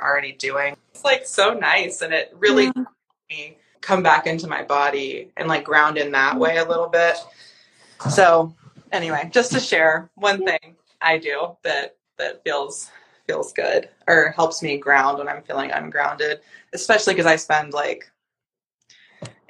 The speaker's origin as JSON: {"language": "English", "region": "North Carolina", "country": "United States", "tie": "born or raised there", "moved": "yes", "said": "I grew up in North Carolina"}